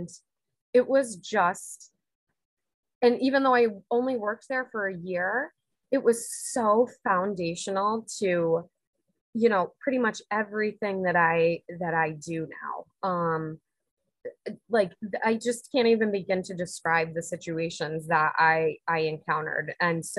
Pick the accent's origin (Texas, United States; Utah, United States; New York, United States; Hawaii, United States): New York, United States; Unadilla; moved away as an adult; now in Delanson, United States; I'm born and raised in Unadilla, New York